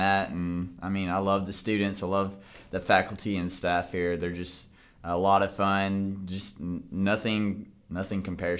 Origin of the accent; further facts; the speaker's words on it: Coleman, United States; moved away as an adult; now in Spanish Fort, United States; I grew up in Coleman my whole life, and like just like how Spanish Fort and Daphne, like they combine together and everything, like it's just Coleman's exactly like it almost.